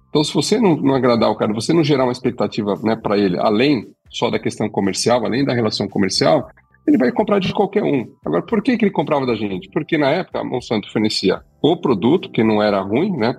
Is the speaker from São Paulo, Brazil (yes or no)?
yes; Campinas, São Paulo, Brazil; quando a gente morava em São Paulo, inclusive, antes de depois eu mudar para Campinas